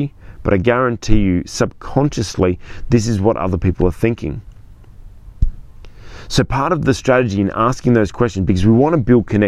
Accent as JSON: {"language": "English", "town": "Sydney", "region": "New South Wales", "country": "Australia", "said": "I'm from Sydney, Australia."}